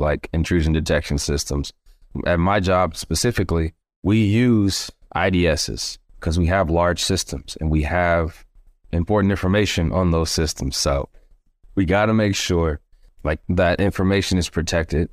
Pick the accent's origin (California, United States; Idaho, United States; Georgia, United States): Georgia, United States; Stone Mountain; born and raised in Georgia, Stone Mountain, Georgia, to be exact